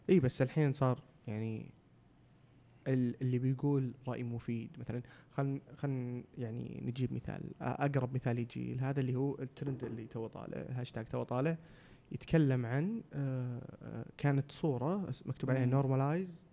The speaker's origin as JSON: {"language": "Arabic", "country": "Saudi Arabia", "said": "عندنا في السعوديه"}